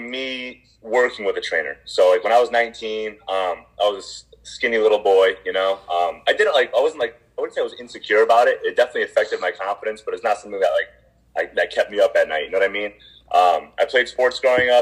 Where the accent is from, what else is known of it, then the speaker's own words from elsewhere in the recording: Plainville, Connecticut, United States; I'm originally from Plainville, Connecticut